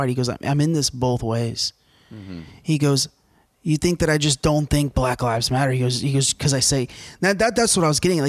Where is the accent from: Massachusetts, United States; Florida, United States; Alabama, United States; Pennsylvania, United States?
Alabama, United States; I grew up in Alabama. I have conservative values. I have liberal values.